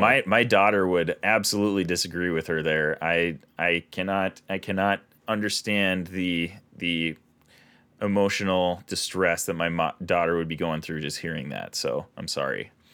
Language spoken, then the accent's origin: English; Minnesota, United States; we're from Minnesota